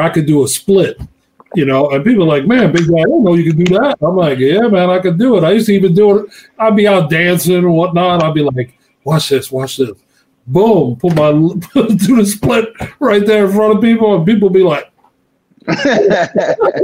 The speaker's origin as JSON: {"language": "English", "area": "Long Island", "region": "New York", "country": "United States", "tie": "born or raised there", "said": "I grew up in Long Island, New York"}